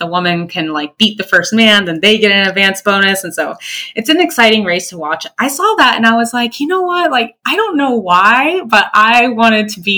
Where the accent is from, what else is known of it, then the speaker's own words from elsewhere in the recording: Florida, United States; I'm from Florida